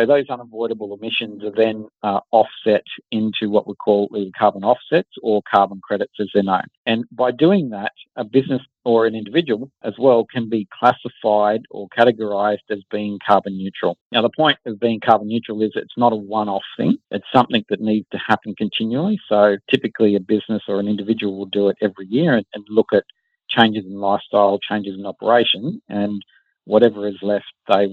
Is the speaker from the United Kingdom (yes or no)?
no; Wollongong, New South Wales, Australia; So we grew up in Wollongong, my co-founder